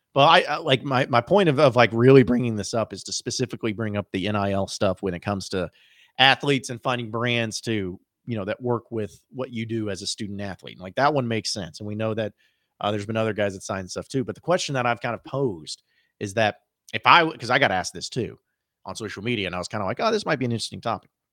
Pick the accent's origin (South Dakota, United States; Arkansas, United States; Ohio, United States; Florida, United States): Arkansas, United States; Fayetteville; I grew up in Fayetteville